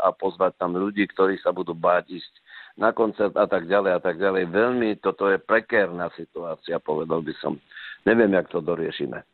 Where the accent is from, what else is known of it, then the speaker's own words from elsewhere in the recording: Slovakia; doma na Slovensku